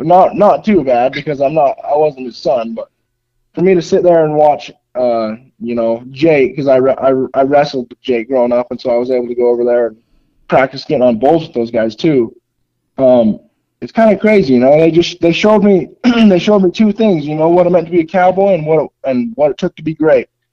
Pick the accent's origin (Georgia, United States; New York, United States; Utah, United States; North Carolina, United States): Utah, United States; that's my home state